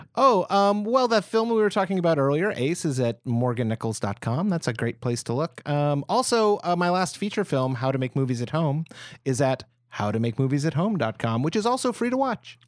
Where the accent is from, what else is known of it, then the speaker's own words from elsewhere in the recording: United States; as an American.